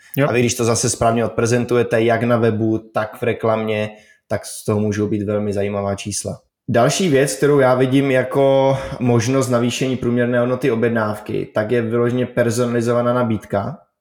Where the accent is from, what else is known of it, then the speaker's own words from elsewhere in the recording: Czechia; my jako Češi jsme poměrně zíčkaný národ